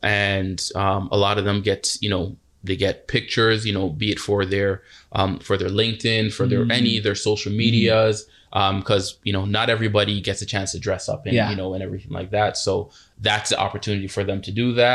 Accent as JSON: {"language": "English", "town": "Toronto", "region": "Ontario", "country": "Canada", "tie": "born or raised there", "said": "I grew up in Galloway"}